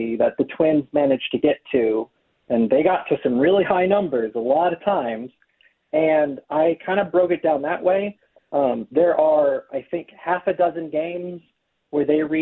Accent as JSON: {"language": "English", "region": "Iowa", "country": "United States", "tie": "born or raised there", "said": "I grew up in Iowa, but my entire my dad's side of my family is all from Prior Lake"}